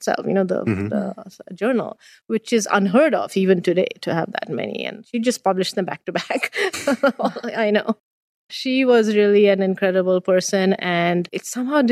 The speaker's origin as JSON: {"language": "English", "country": "India", "tie": "born or raised there", "moved": "yes", "lives_now": "Waterloo, Canada", "said": "Being born and raised in India"}